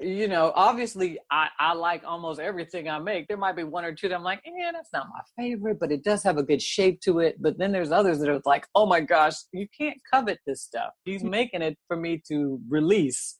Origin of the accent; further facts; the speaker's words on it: Oakland, California, United States; I was born and raised in Oakland